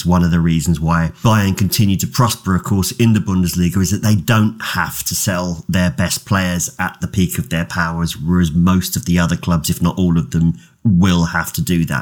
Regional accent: England, United Kingdom; I'm English

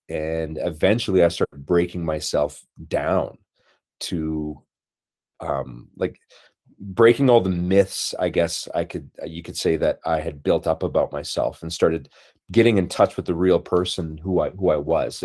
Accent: Brandon, Manitoba, Canada; moved away; growing up in Brandon, Manitoba, 'cause that's initially where, where I'm from, like a prairie boy

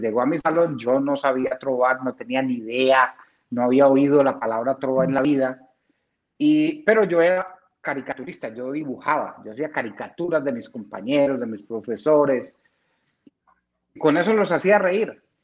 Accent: Marinilla, Antioquia, Colombia; also born or lived in San Félix, Bello; toda la vida la pasé en Marimilla

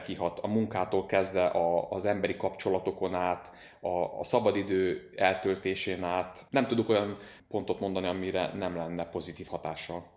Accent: Szeged, Csongrád-Csanád, Hungary; also born or lived in Nagykőrös; Szegeden élek, nagykörösen születtem, de igazából tőzsgyökeres Szegedének mondom magam

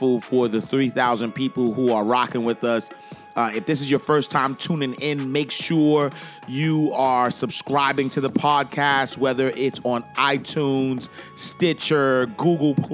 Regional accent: New York City, New York, United States; I grew up in Harlem

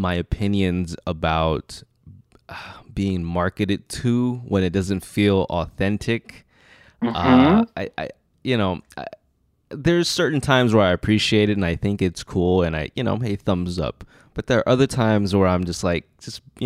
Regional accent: Los Angeles, California, United States; growing up in South LA, that's why I gravitated a lot towards hip hop.

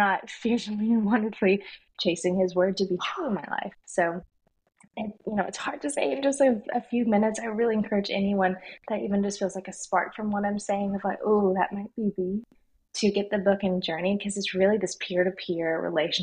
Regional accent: the Bible Belt, United States; I was raised in the Bible Belt where we talked about Jesus

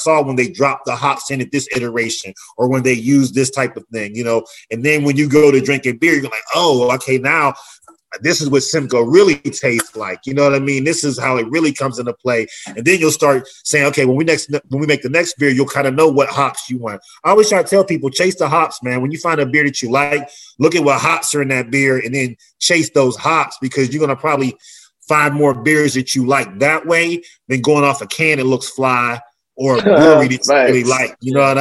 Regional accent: Pittsburgh, Pennsylvania, United States; moved away; I got to come back to my hometown of Pittsburgh

